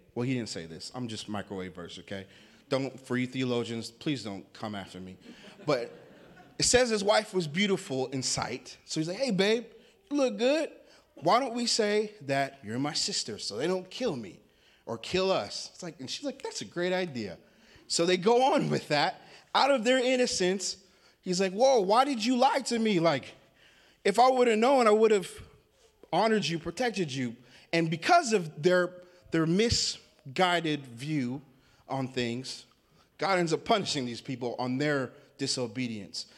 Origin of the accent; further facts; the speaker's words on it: Washington, United States; now in Sandy, United States; I live in Sandy, Oregon. I'm not from Sandy. Um, I grew up in the state of Washington.